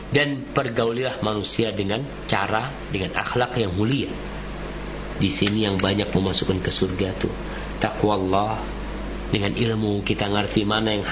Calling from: Cibinong, West Java, Indonesia; Dari um, Almina Cibinong.

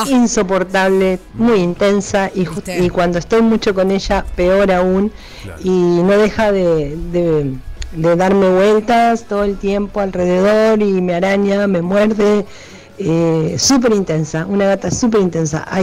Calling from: Cuchilla Alta, Canelones, Uruguay; de Cuchilla Alta

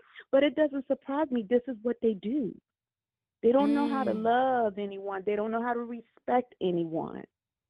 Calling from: Maryland, United States; I'm calling from Maryland.

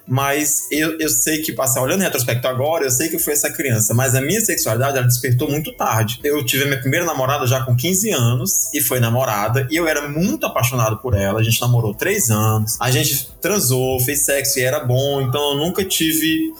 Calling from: Fortaleza, Ceará, Brazil; falo de Fortaleza

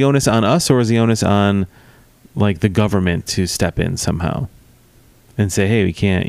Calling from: Missouri, United States; I'm calling you from Missouri, so I'll be right over.

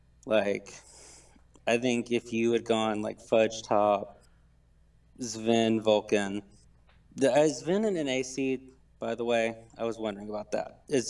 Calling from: Alabama, United States

